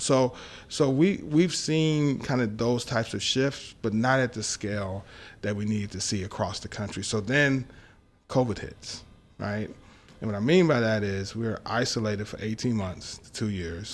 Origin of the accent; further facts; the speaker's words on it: Dallas, Texas, United States; also born or lived in Long Island, New York; we moved to Dallas, Texas, uh, when I was, uh, five, and I spent most of my time growing up in Dallas